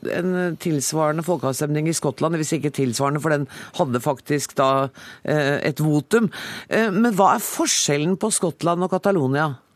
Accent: Norway; som nordmann

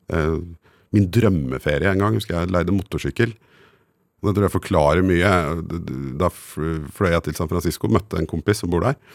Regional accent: Guadeloupe; now in Norway; jeg husker jeg var liten og hørte så lei av å si hvor jeg kom fra, at jeg sa at jeg kom fra Colombia, bare fordi det hadde folk hørt.

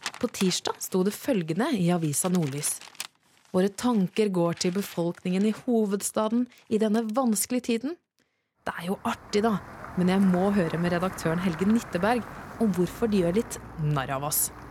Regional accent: Southern Norway, Norway; Som søring

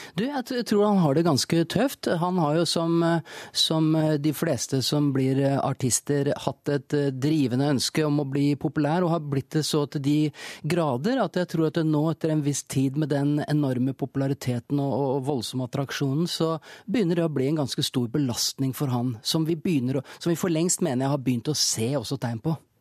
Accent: Larvik, Vestfold, Norway; vi kom fra Norge, et lite land, og at vi kom fra en liten by, Larvik, og på en måte var, var beskytta og kunne være oss selv når vi var hjemme.

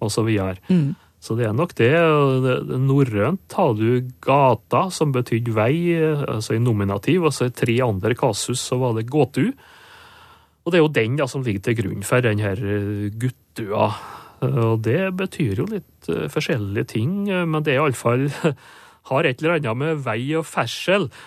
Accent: Nordmøre, Møre og Romsdal, Norway; på Nordmøre, og der jeg kommer fra, der har vi et ord

